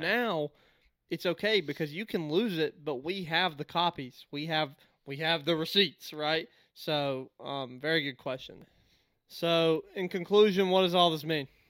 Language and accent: English; United States; as an American